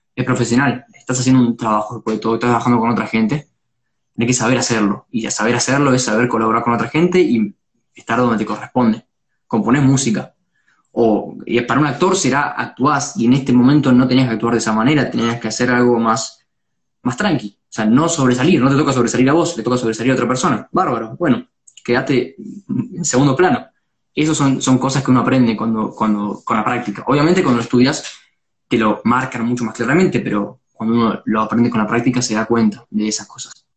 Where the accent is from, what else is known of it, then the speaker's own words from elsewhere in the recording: Pilar, Buenos Aires Province, Argentina; Yo soy de, Pilar, pero cuando suelo laburar es en, en Capital, o sea, en el centro